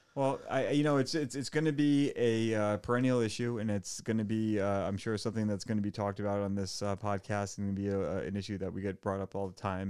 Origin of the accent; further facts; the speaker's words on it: Portsmouth, Rhode Island, United States; now in Warren, United States; I grew up in Portsmouth, and, uh, I, I live in Warren now